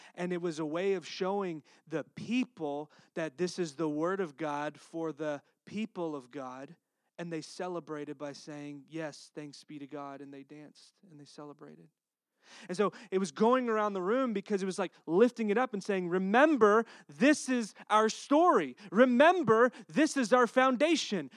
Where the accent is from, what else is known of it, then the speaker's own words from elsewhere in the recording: Texas, United States; accent: Texas; my Texas accent